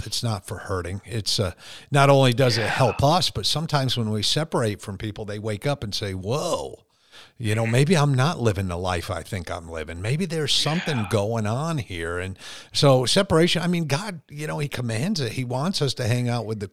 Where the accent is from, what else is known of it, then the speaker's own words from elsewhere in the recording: United States; as an American Christian